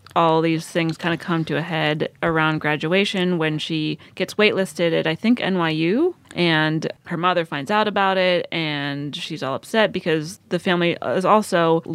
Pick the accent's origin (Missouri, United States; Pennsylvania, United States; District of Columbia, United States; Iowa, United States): Pennsylvania, United States; rural; I grew up in a small town in rural Pennsylvania, graduated only a year after Lady Bird's character did.